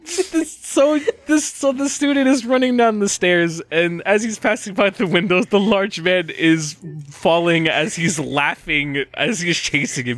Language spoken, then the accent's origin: English; United States; As, as American viewers